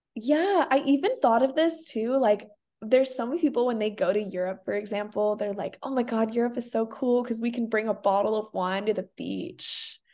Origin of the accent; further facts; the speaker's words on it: Singapore; also born or lived in South Africa; now in Santa Barbara, United States; personally growing up in Singapore